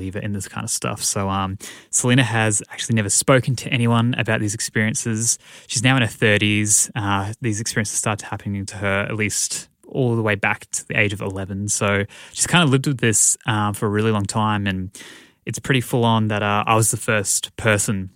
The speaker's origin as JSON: {"language": "English", "country": "Australia", "said": "I'm also Australian"}